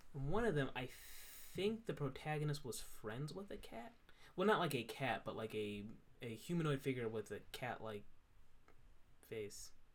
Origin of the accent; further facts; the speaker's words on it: New York, United States; I'm a New Yorker.